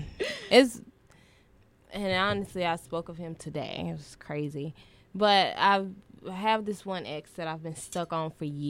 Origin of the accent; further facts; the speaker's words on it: Winnsboro, Louisiana, United States; now in Dallas, United States; I am from Winsboro.